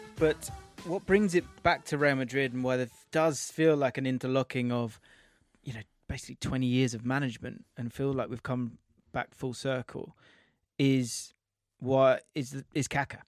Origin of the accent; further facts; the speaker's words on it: England, United Kingdom; I'm English